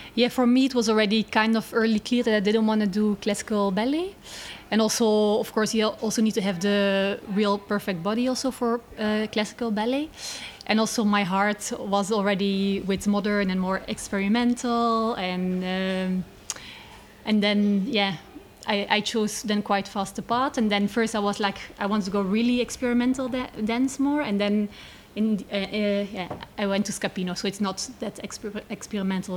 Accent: Belgium; now in Netherlands; I'm born in Belgium.

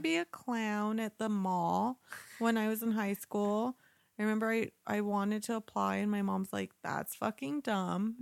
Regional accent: New Mexico, United States; growing up in New Mexico

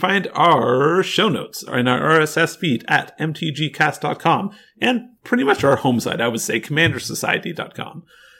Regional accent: Canada; we're Canadian

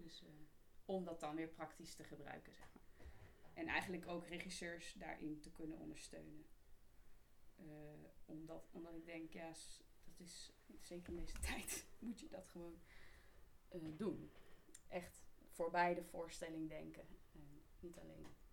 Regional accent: Amersfoort, Utrecht, Netherlands; ik ben wel geboren en getogen Amersfoort

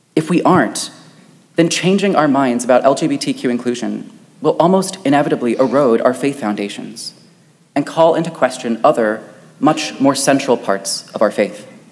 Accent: Wichita, Kansas, United States; a church in my hometown of Wichita, Kansas

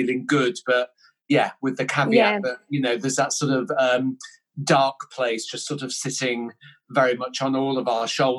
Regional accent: Yorkshire and the Humber, United Kingdom; also born or lived in Denmark; So I was born in Denmark, and we came over to the UK when I was 3, and we sort of moved around a lot when I was young, and it was quite challenging, and we sort of lived in and around sort of West Yorkshire, so Keighley, Skipton, that sort of area

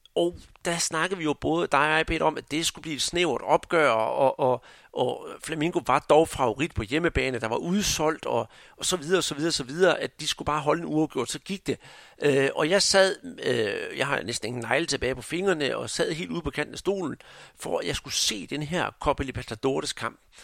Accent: Denmark

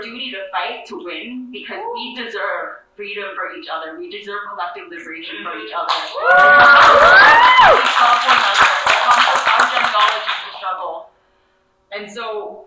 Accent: Thailand; now in Oahu, Hawaii, United States; I am indigenous Mon and Daiju Chinese, born and raised in Thailand, and I am displaced to Hawaii

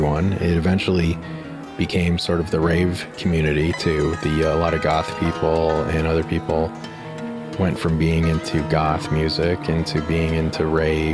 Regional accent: Denver, Colorado, United States; I was born in Denver in 1974

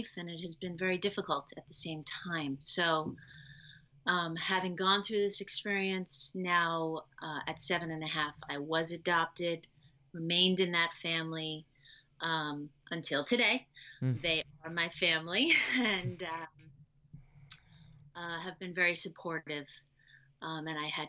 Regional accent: New York City, New York, United States; also born or lived in Long Island; I am originally from New York. I was born in New York City. I lived with my birth family for 15 months

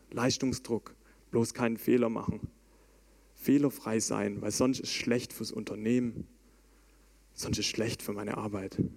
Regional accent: Baden-Württemberg, Germany; Und wie oft habe ich als Schwabe schon gehört, dass ich eigentlich alles perfekt kann, außer Hochdeutsch?

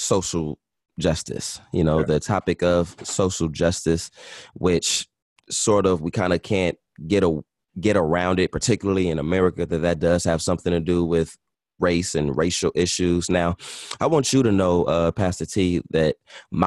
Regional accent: Los Angeles, California, United States; I'm from LA, born and raised, South Central

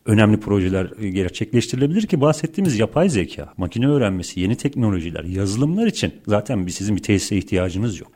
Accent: Turkey; bir Türk olarak

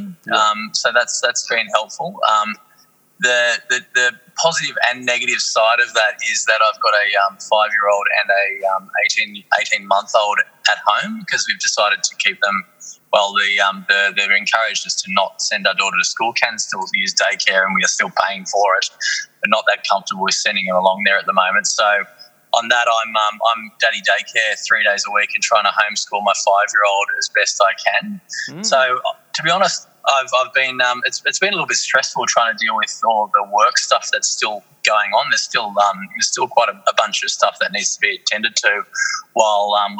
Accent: Australia; we're Australians. We're just going to keep being Australian

